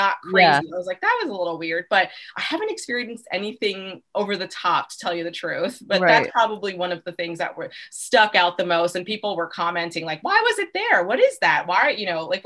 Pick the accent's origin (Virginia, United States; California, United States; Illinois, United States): Virginia, United States; Arlington / Falls Church area, Northern; I'm originally from Northern Virginia, Arlington Falls Church area